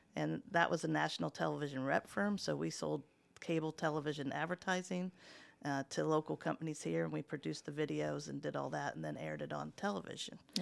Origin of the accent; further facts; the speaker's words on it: Muncie, Indiana, United States; also born or lived in Richmond, Indiana; I wasn't born in Muncie, I was born in Richmond, but we moved here when I was in the first grade, first grade, so Muncie really is my home